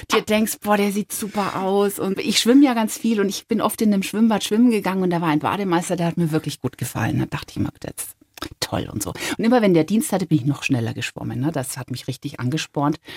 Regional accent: Bavaria, Germany; also born or lived in Spain / Argentina; Spanien ist mir zwar nah, aber ich meine, wir sind eine deutsche Familie. Jetzt zu sagen, meine Heimat ist Spanien, fände ich vermessen.

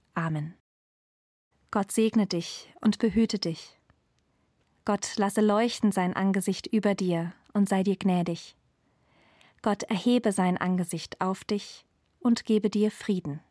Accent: Germany; Ich bin in Deutschland geboren, wo es überall fließendes Wasser gibt

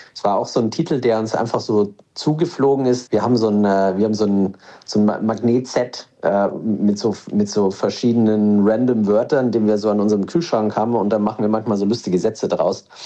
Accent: Regensburg, Bavaria, Germany; Ich bin aus Regensburg, da bin ich, bin ich äh, äh auf, geboren

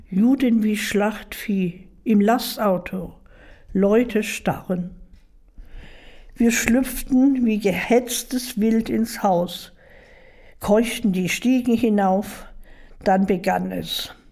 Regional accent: Dresden, Saxony, Germany; ich bin eine Dresdnerin und mein Schicksal hat sich in Dresden abgespielt.

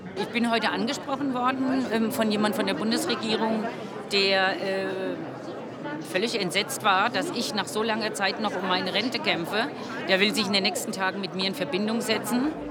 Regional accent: Giessen, Hesse, Germany; 19 Jahre alt aus Gießen

